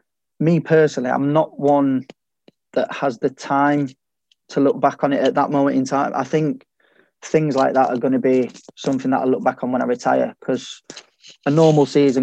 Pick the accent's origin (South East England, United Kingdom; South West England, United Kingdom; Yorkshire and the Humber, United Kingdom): Yorkshire and the Humber, United Kingdom; Sheffield; I wouldn't say it was any different to a lot of my mates who are not from Sheffield or anything like that.